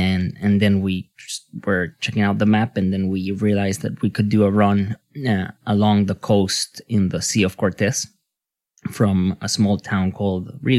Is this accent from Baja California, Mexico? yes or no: no; Mexico City, Mexico; I'm from Mexico. I was born in Mexico City, and I've been there now for almost 5 years now.